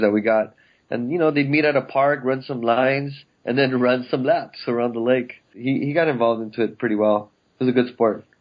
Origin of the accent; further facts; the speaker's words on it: El Monte, California, United States; I grew up in El Monte, which is about fifteen miles east of downtown L